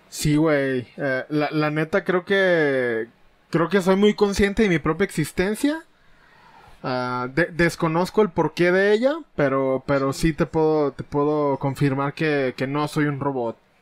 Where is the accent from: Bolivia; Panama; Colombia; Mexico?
Mexico; aquí en México, que es donde nos tocó nacer y vivir